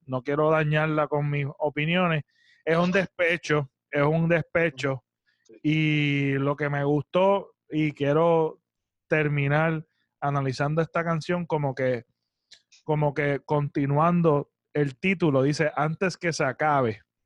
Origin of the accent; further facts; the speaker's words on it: Puerto Rico; me siento orgulloso, mano, de ser boricua